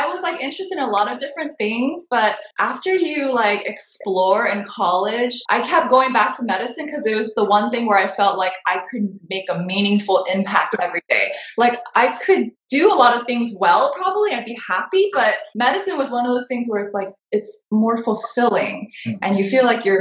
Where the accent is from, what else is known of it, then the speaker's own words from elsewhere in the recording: Southern California, United States; also born or lived in Boston; we're both from California and we had like similar immigrant backgrounds